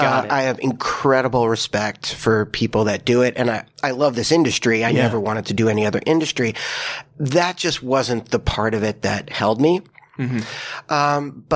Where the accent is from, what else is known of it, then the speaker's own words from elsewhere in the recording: Long Island, New York, United States; moved away; also born or lived in Queens, New York; I grew up on Long Island.